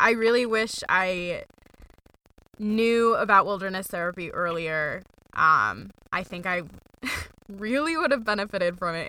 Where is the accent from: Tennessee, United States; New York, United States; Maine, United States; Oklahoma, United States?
Maine, United States; now in North Carolina, United States; I was like, I'm from Maine. It's not cold in the South.